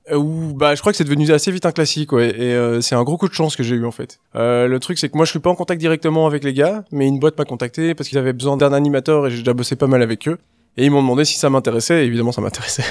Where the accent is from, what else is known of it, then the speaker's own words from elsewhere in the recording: Brussels, Brussels-Capital Region, Belgium; Je suis né en 1979, en février, en Belgique. Je suis bruxellois